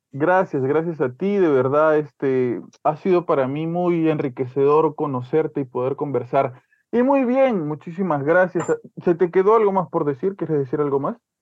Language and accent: Spanish; Peru; como peruanos